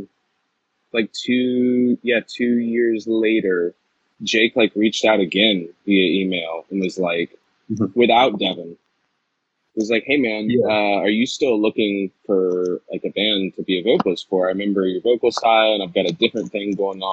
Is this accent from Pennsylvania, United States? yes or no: no; North Carolina, United States; also born or lived in Georgia; now in New England, United States; I'm originally from North Carolina